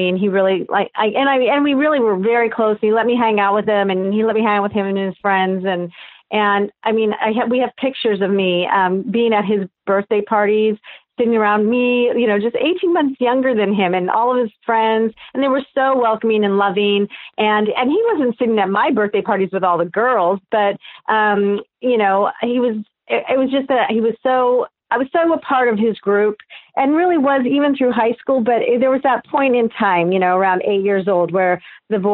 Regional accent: Newport Beach, California, United States; also born or lived in Austin, Texas; I was born at Hoag Hospital here in Newport Beach, California, and I currently live in Newport Beach, California

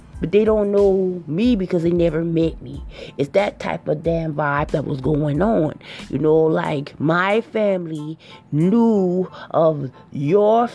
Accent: Charleston, South Carolina, United States; I'm originally from Charleston, South Carolina, okay, and it's a small place

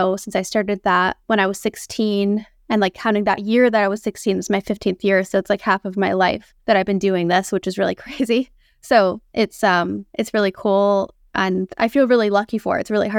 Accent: Northeast, United States; I grew up in the Northeast, so I'd never seen that type of landscape or glaciers before.

